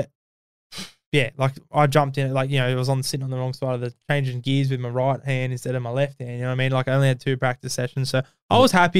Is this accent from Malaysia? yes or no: no; Australia; I'm Australian